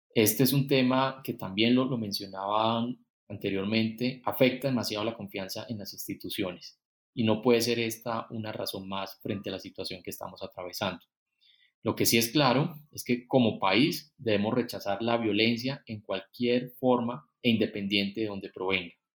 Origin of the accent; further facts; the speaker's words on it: Colombia; lo que necesitamos como colombianos